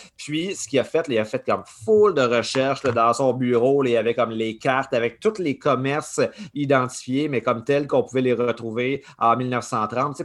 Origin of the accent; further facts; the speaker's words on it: Saint-Eustache, Quebec, Canada; je viens de Saint-Eustache, sur la rive nord